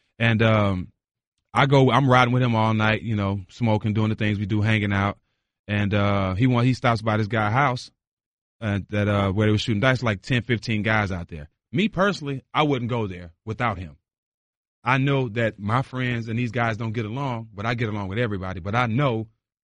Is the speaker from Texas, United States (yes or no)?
yes; Port Arthur, Texas, United States; accent: bayou; moved away; also born or lived in Charlotte / Milwaukee; I grew up in Port Arthur, Texas. Port Arthur, Texas is an hour from Houston, 45 minutes from Louisiana, so we're right on the Gulf.